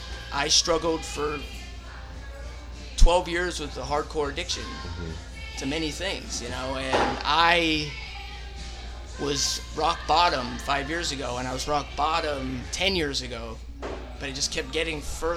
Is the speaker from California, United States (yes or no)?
yes; San Francisco, California, United States; I mean, it was great. I wouldn't change my life at all.